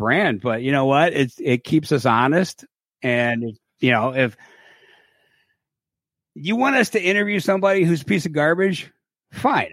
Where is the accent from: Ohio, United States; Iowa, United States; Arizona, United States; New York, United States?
Ohio, United States; Cleveland; I'm from Cleveland